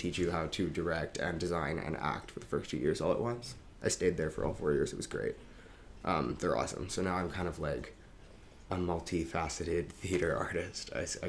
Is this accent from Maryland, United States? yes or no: yes; Baltimore, Maryland, United States; moved away as an adult; now in New York, United States; I'm from Baltimore, Maryland. Went to NYU as well. That's how we know each other. Been living here for 5 years now.